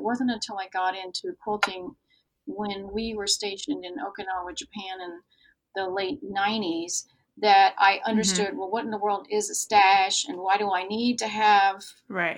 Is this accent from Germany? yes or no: yes; Germany; moved away; I grew up in Germany